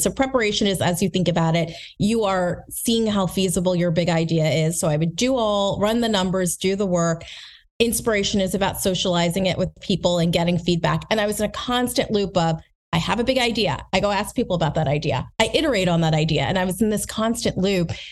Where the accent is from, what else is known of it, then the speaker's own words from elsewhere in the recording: United States; also born or lived in New Jersey / Lancaster, Pennsylvania; I grew up in New Jersey, rather from Lancaster, Pennsylvania